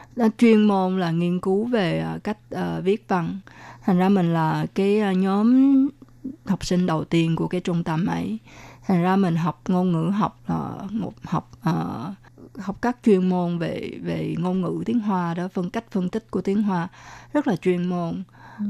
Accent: Vietnam; first language Vietnamese; now in Taiwan; mình ở Việt Nam mình nói bằng tiếng Việt, rồi mình học ở trường Việt, trường, rồi à, cũng học ở trường phổ thông cơ sở

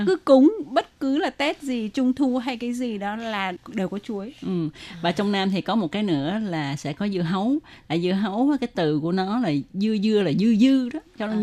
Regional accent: Ho Chi Minh City, Vietnam; gia đình mình ở Sài Gòn

